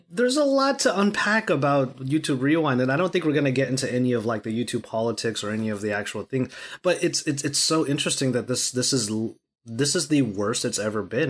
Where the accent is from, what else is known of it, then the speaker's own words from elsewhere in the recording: Los Angeles, California, United States; I rep LA to the death, and I'm Californian all of my life.